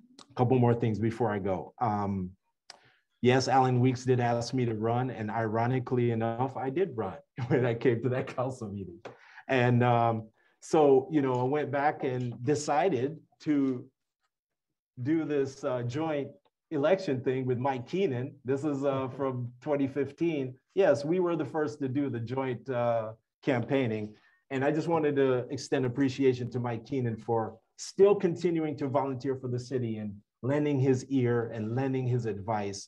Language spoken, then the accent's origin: English; Jamaica; now in United States; I spent 6 years in there as a Jamaican citizen. I was actually holding a green card when I went into the US Navy.